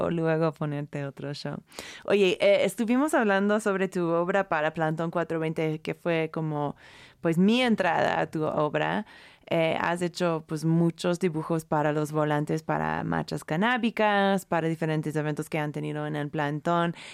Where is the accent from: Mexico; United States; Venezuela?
United States; California; ¿En California? Esa es mi tierra.